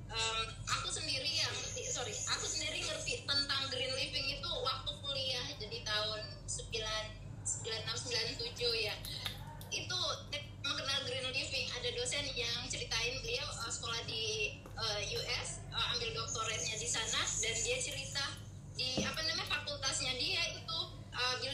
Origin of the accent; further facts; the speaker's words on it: Indonesia; jadi kayaknya uh, kita harus pulang kampung deh ke kampung saya maksudnya ke Indonesia